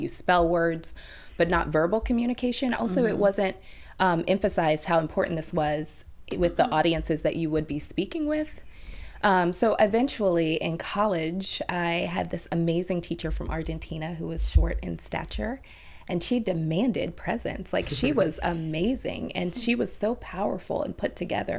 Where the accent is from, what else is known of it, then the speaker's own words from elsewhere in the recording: Alabama, United States; now in Baltimore, United States; I grew up in Alabama